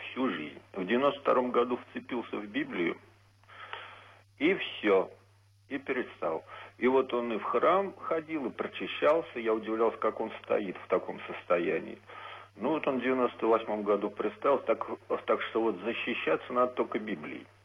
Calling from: Tolyatti, Samara Oblast, Russia; из Тольятти.

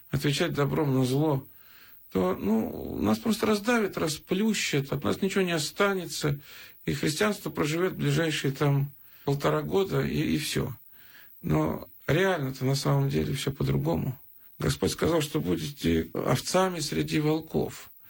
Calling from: Pskov Oblast, Russia; я из Псковской области звоню.

